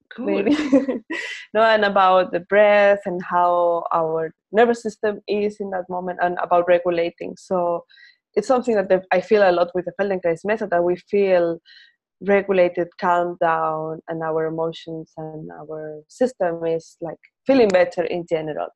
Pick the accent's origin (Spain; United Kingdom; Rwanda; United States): Spain; first language Spanish; English is a second language; we Spaniards or Latin Americans think in our language